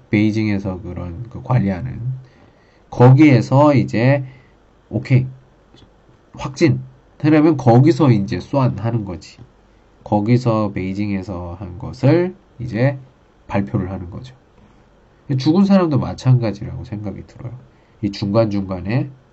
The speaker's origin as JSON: {"language": "Korean", "region": "Daejeon", "country": "South Korea", "moved": "as an adult", "lives_now": "Qingdao, China", "said": "저 집은 대전입니다"}